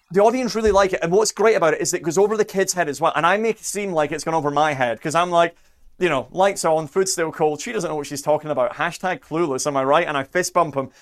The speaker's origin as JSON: {"language": "English", "area": "near Edinburgh", "region": "Scotland", "country": "United Kingdom", "tie": "born or raised there", "moved": "yes", "said": "I grew up near Edinburgh"}